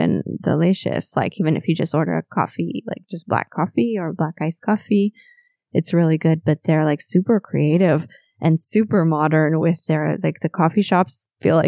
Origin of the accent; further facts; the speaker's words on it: United States; moved away as an adult; I moved away from the States like more than 10 years ago now